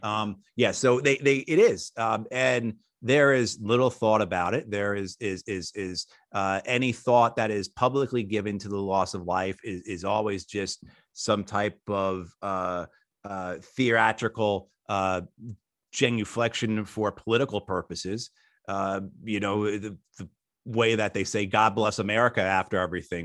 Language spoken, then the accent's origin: English; outside New York City, United States; I grew up outside New York City